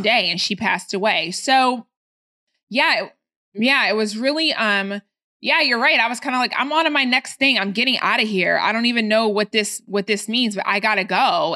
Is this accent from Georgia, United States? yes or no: yes; Atlanta, Georgia, United States; also born or lived in Baltimore, Maryland; I moved to Atlanta when I was, uh, ten